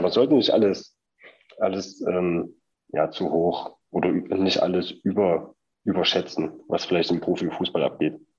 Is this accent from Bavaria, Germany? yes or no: no; Leipzig, Saxony, Germany; wir kommen beide aus Leipzig, ähm, haben unsere, unsere Eltern hier, Großeltern